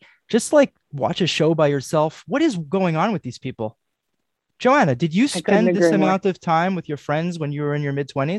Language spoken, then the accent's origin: English; New York City, New York, United States; Growing up in New York, when I was watching the show as a teenager and then in my 20s